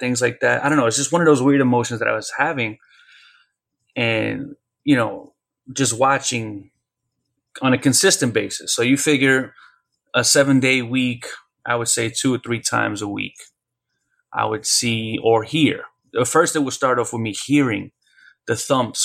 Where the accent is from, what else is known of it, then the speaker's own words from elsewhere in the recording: New York City, New York, United States; we moved from the Bronx to Brooklyn